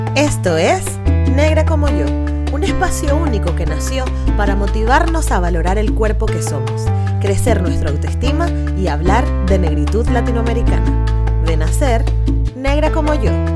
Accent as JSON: {"language": "Spanish", "country": "Venezuela", "said": "los venezolanos somos así"}